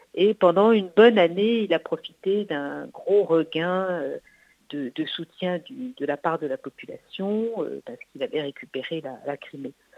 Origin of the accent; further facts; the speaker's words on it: France; chez nous en France